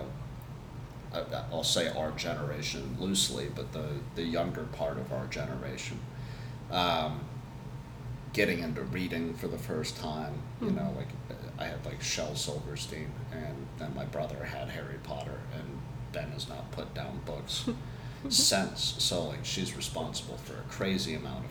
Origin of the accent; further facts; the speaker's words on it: England, United Kingdom; I'm English.